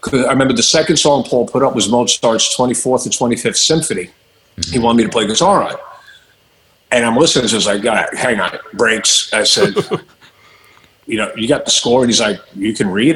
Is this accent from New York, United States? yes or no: yes; Long Island, New York, United States; moved away; I came from Long Island